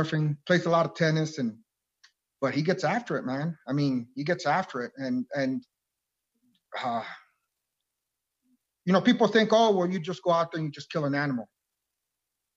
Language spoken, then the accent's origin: English; Nogales, Arizona, United States; I was born and raised here in Nogales, Arizona